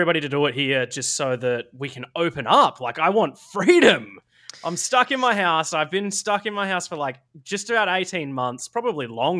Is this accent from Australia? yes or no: yes; Australia